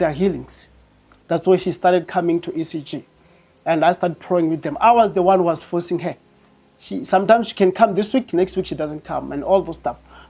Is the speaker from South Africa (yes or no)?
yes; Venda, Limpopo, South Africa; moved away as an adult; now in Pretoria, South Africa; I'm from Venda, but I'm residing in Pretoria